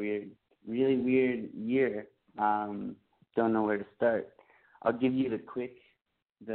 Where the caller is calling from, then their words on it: Montreal, Quebec, Canada; I'm calling from Montreal, and I'm 28.